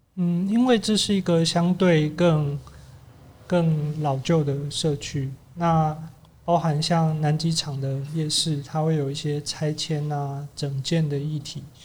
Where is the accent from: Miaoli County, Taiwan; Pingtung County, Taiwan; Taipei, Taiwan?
Taipei, Taiwan; 我小时候其实是念旁边的万达国小，因为我妈是学校老师，所以我从大概两三岁的时候一路到小二都一直在这边